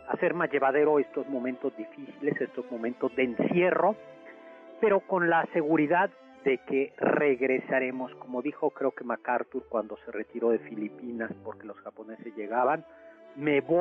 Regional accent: San Luis Potosí, Mexico; Yo soy de San Luis Potosí.

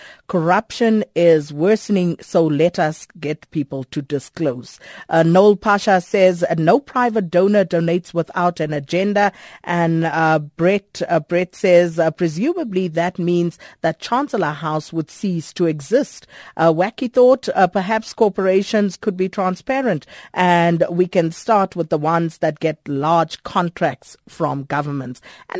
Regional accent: South Africa; But let's also try to reimagine how we as a South African public would like to see this particular process unfold.

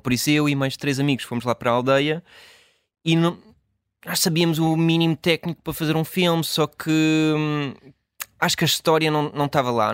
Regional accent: Washington, District of Columbia, United States; moved away as an adult; also born or lived in Chapel Hill, North Carolina, United States / Portugal / Brussels, Belgium / New York, United States; a maior parte da minha hum, infância e adolescência cresci em Washington, ou nos subúrbios

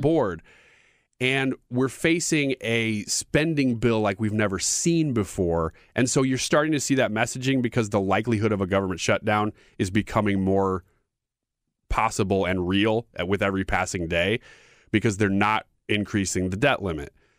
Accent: United States; as an American

